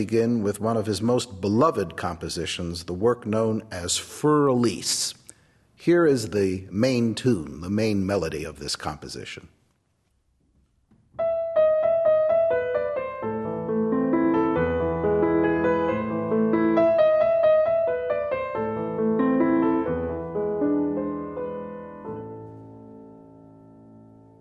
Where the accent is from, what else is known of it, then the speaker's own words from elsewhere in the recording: United States; I'm the American pianist